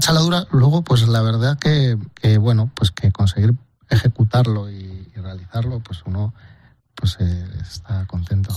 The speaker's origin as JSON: {"language": "Spanish", "region": "Basque Country", "country": "Spain", "said": "de mi tierra en este caso vasca"}